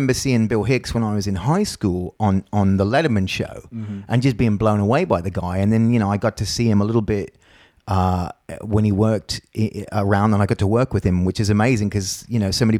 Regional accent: Australia; also born or lived in Brisbane / Texas / San Francisco / Dallas; now in United States; I was kidnapped from Australia, brought to the Americas. That's the thing, because I was saying before, I'm always Australian until a real Australian shows up like Will, and then I'm not even Australian anymore because I've lived here for a long

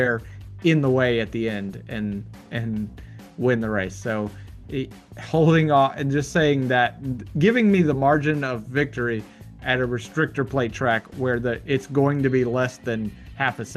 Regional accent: Atlanta, Georgia, United States; my hometown track that matters so much to me

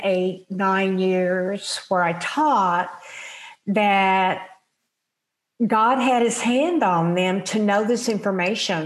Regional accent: Oklahoma City, Oklahoma, United States; also born or lived in Tulsa, Oklahoma; I grew up in Oklahoma City

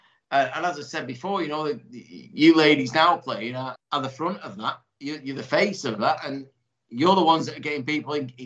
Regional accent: Salford, North West England, United Kingdom; a lad like me growing up in Salford

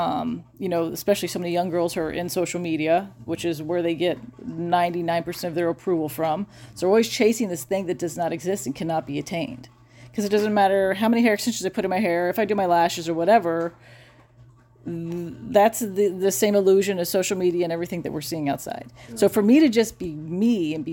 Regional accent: United States; as an American woman

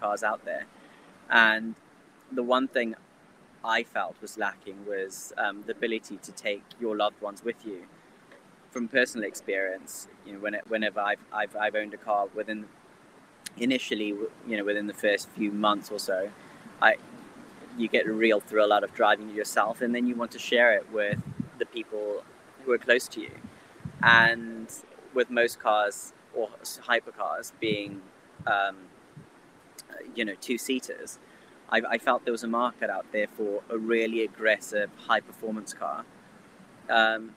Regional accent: Zimbabwe; I was born and bred in Zimbabwe, fourth generation, of Indian descent

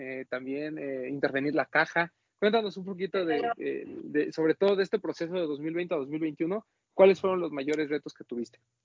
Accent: Mexico; nosotros como mexicanos

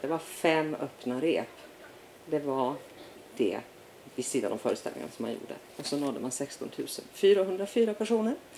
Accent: Umeå, Västerbotten County, Sweden; moved away; Född och uppvuxen i Umeå

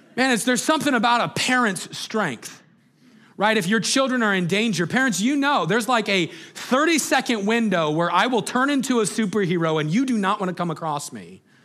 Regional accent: Greeley, Colorado, United States; we grew up in Greeley, Colorado

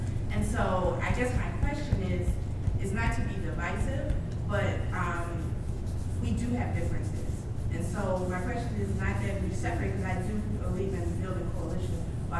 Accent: Philadelphia, Pennsylvania, United States; now in Houston, United States; I'm from Philadelphia

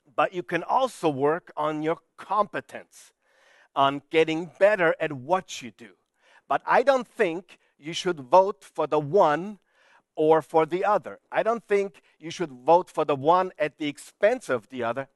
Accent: Vienna, Austria; I'm from Vienna, Austria

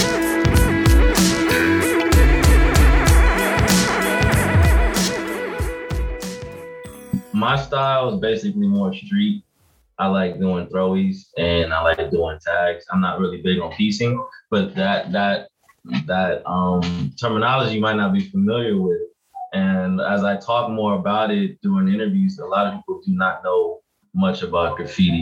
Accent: Los Angeles, California, United States; I'm from South Central Los Angeles

